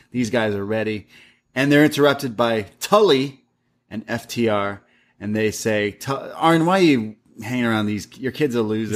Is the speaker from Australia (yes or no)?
no; Canada; I grew up in Canada